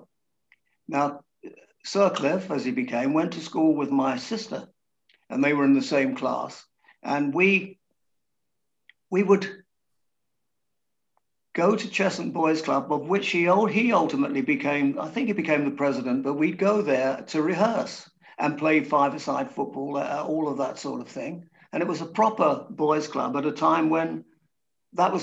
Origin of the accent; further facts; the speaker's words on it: Hertfordshire, East of England, United Kingdom; we grew up in the same little town in Hertfordshire, which was just out of the smoke.